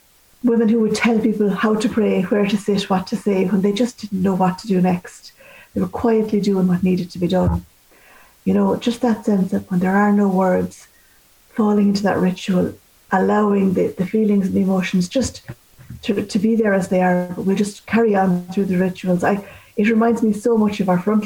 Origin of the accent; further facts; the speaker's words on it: Ireland; as Irish people